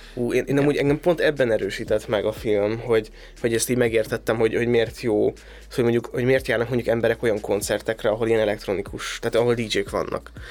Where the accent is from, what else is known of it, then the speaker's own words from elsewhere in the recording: a small village in Szabolcs, Szabolcs-Szatmár-Bereg, Hungary; szerencsés vagyok, hogy abban a Szabolcsi kisfaluba születtem